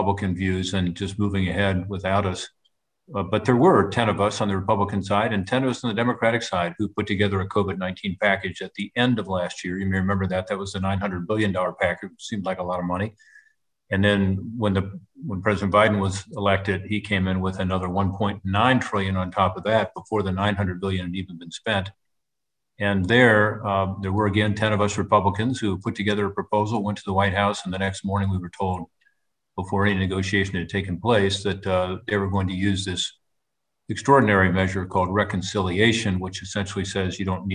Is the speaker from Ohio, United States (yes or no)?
yes; Ohio, United States; Ohio, my home state